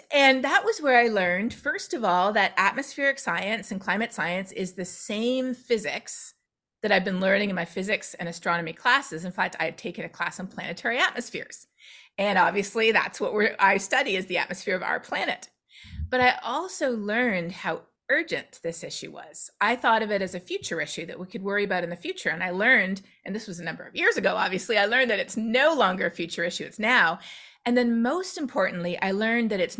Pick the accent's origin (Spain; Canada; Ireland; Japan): Canada; now in Texas, United States; I'm Canadian